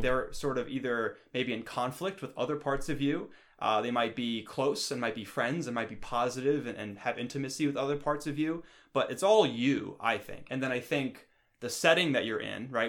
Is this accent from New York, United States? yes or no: yes; New York, United States; moved away; I come from New York and the East Coast